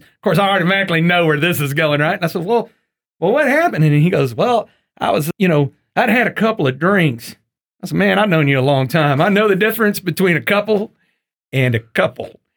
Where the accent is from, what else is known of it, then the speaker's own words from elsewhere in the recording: East Texas, United States; I grew up in the country, and I grew up hunting in East Texas